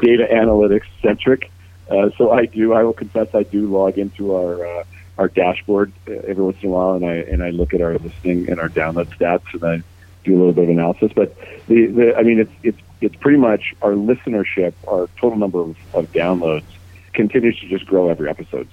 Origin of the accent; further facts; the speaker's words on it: Thompson, Manitoba, Canada; also born or lived in Winnipeg; now in Toronto, Canada; making our childhoods uh, pretty special in Thompson